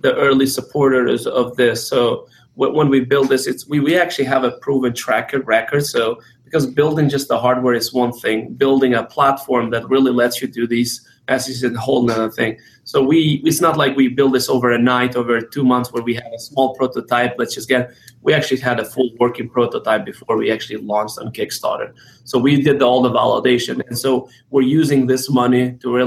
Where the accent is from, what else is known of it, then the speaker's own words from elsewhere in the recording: Kosovo; now in United States; I'm originally from Southeastern Europe, from Kosovo, came here in the United States as a refugee during the war in Kosovo